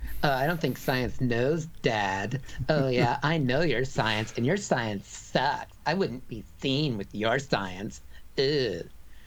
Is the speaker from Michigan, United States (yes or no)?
no; Washington, United States; moved away as an adult; now in United Kingdom; Washington, my home state, is on fire.